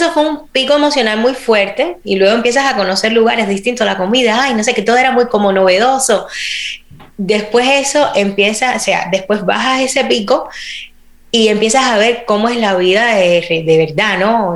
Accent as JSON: {"language": "Spanish", "country": "Cuba", "also_born_or_lived": "Spain", "moved": "as an adult", "lives_now": "United States", "said": "Yo me fui de Cuba en el 2010. Yo tenía 22, 22 años, creo, iba a cumplir 23"}